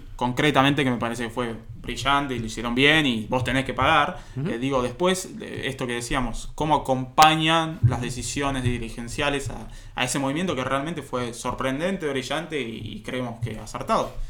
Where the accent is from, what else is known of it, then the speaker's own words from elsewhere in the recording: Argentina; nosotros argentinos.